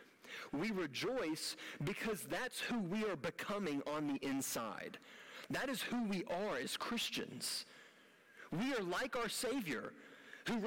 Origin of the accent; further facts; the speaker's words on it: United States; as an American